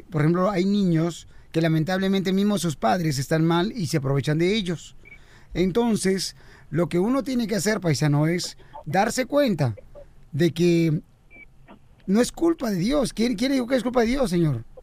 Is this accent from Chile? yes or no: no; El Salvador; porque soy salvadoreño, como dice la cachanilla.